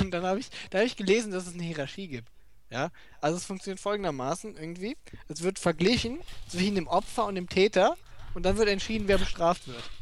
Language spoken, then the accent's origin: German; Germany; dazu äußere ich mich als Deutscher